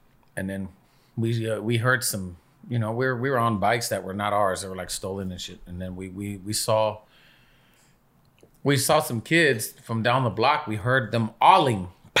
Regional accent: Los Angeles, California, United States; I grew up in Echo Park. Born and raised.

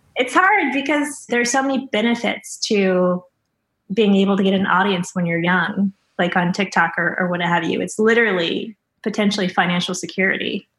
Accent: Missouri, United States; I'm from Missouri, so I know a lot of people growing up who were very much microaggressive

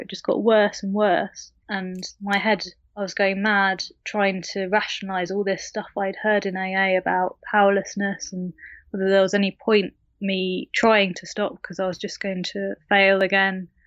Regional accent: United Kingdom; I live in the U K, as you can tell by my accent.

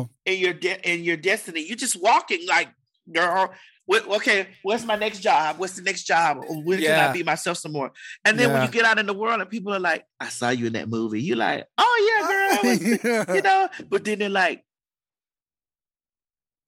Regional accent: Miami, Florida, United States; I'm from Miami

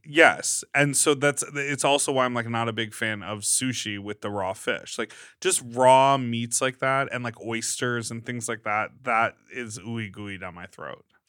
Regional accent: Chicago, Illinois, United States; moved away as an adult; also born or lived in upstate New York / Brooklyn, New York; now in Los Angeles, United States; I grew up in Chicago

